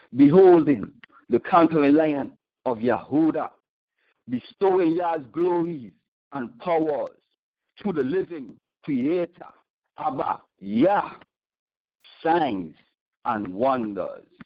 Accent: St. Thomas, U.S. Virgin Islands; the U.S. Virgin Islands, St. Thomas exactly

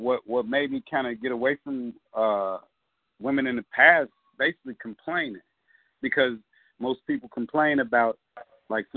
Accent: Chicago, Illinois, United States; I'm from Englewood.

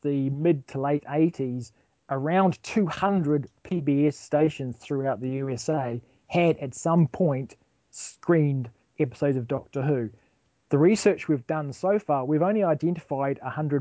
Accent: New Zealand; being a New Zealander

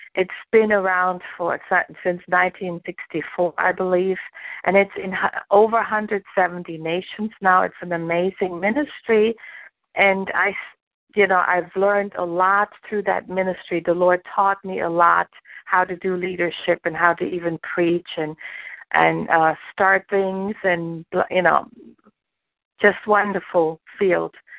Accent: Germany; English is a second language; moved away as an adult; also born or lived in New Jersey; now in Jacksonville, United States; I grew up in Germany. I was born and raised in Germany

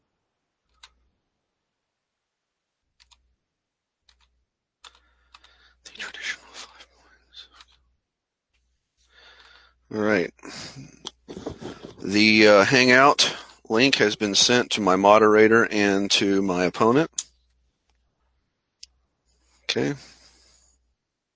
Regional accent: Mississippi, United States; I was born and raised in Mississippi

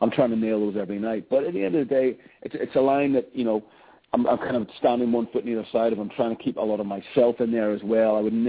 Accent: Ireland; being an Irish boy and growing up in …, and that band is the soundtrack of my youth

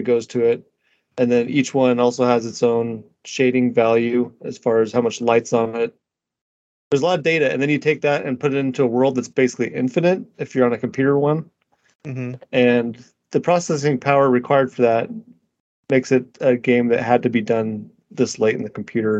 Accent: United States; I'm an American

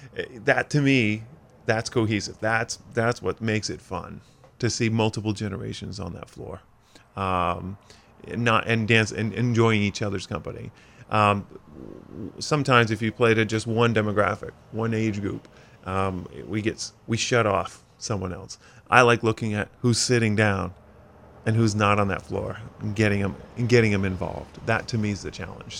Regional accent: Skowhegan, Maine, United States; hometown of Skowhegan is where I grew up

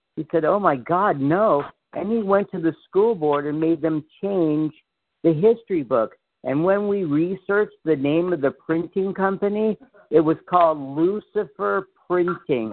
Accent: Memphis, Tennessee, United States; I grew up on Graceland when I was a little kid

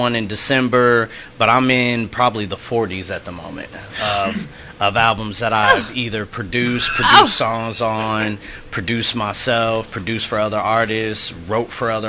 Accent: Manhattan, Kansas, United States; I'm from Manhattan, Kansas area, family's from Alabama, so I got a lot of Southern roots.

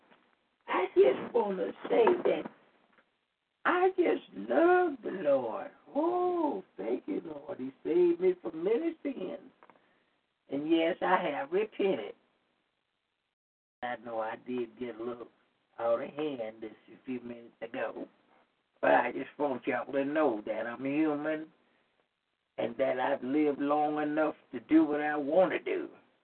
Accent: Tupelo, Mississippi, United States; I'm from Tribolo, Mississippi. And yes, I'm 96 years old, young that is, and I still drive a car.

